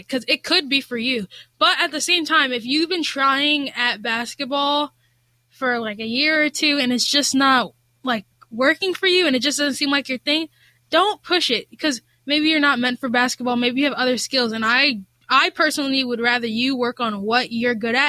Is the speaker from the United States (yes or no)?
yes; Rahway, New Jersey, United States; I started in first grade rec basketball back in my hometown, Rahway